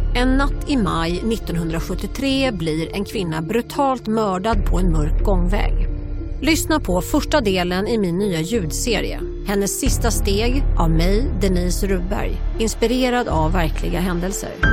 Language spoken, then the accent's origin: Swedish; Sweden; now in United States; jag är svensk